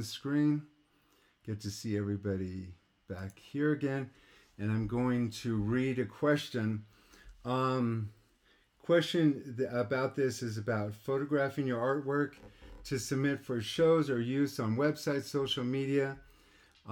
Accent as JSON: {"language": "English", "country": "United States", "tie": "born or raised there", "said": "I grew up in Lake Tahoe"}